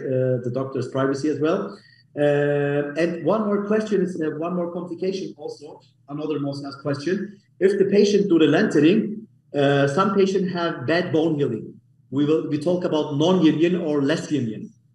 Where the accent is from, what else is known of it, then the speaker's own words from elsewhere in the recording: Munich, Bavaria, Germany; English is a second language; moved away as an adult; now in Istanbul, Turkey; I was born in Germany, by the way, in Munich. I'm from Munich, as, as Germany, Germany, Munich originally.